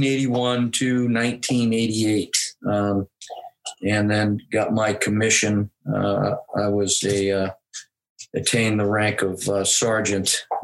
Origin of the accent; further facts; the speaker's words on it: Laconia, New Hampshire, United States; I was born and raised here in New Hampshire, been a resident of New Hampshire for 58 years, and I'm 58 years old. Loved this place, came back to it after I retired.